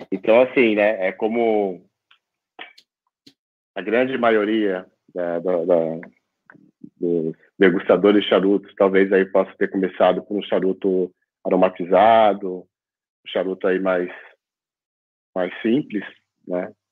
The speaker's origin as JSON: {"language": "Portuguese", "region": "São Paulo", "country": "Brazil", "said": "Boa noite, é … tenho 44 anos, sou aqui da cidade de São Paulo, capital."}